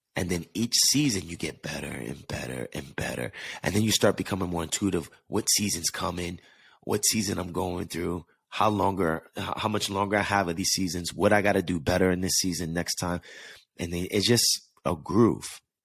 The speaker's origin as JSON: {"language": "English", "region": "East Coast", "country": "United States", "tie": "born or raised there", "moved": "as an adult", "lives_now": "Los Angeles, United States", "said": "I grew up on the East Coast where I'm used to going through the seasons"}